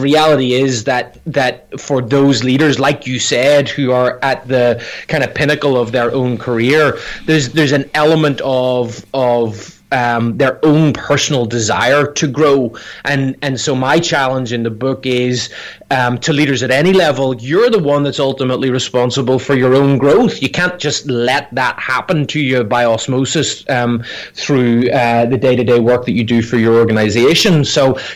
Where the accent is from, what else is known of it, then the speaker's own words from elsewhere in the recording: Northern Ireland, United Kingdom; moved away as an adult; also born or lived in Scotland; now in United States; I grew up in Northern Ireland and went to college in Scotland